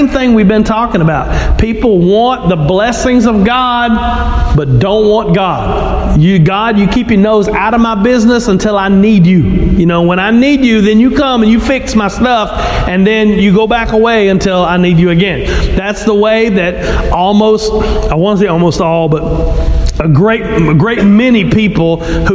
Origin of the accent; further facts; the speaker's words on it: Louisiana, United States; I'm from Louisiana